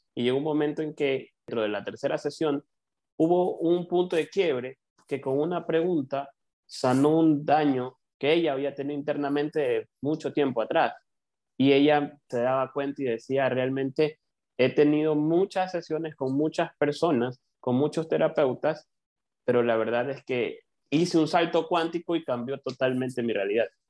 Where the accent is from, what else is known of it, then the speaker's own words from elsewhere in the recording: Ecuador; acá en Ecuador, les cuento, yo soy de Ecuador